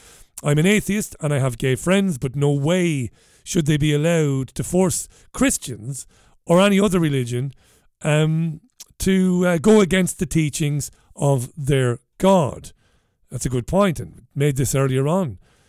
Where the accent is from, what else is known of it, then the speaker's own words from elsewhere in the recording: Ireland; And these are the things that I noticed growing up in Ireland that I didn't like, that I thought were bizarre.